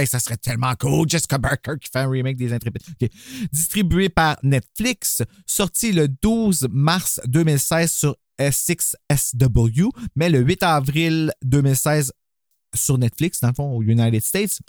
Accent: Gatineau, Quebec, Canada; On est de Gatineau.

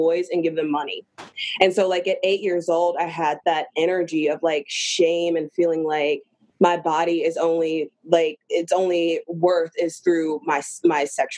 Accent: the South, United States; I'm from the South and that's what we

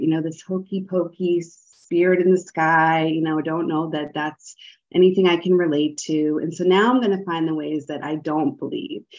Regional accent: the North, United States; now in the South, United States; I live in the South. I'm a Northerner

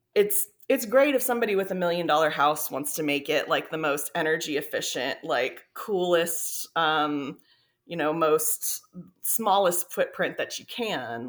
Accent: South Florida, United States; moved away; also born or lived in Texas; I grew up in South Florida, so it was a very, like, lush tropical environment

